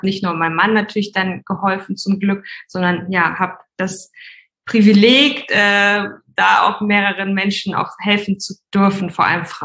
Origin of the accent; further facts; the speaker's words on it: Hamburg, Germany; Also genau … ich komme ursprünglich aus Hamburg.